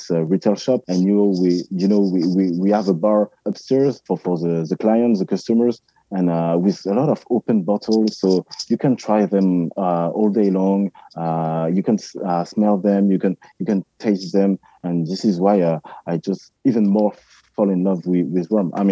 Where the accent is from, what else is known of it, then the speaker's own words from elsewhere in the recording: Martinique; also born or lived in Guadeloupe; okay, I'm from Martinique and Guadeloupe. Of course, I, I know rum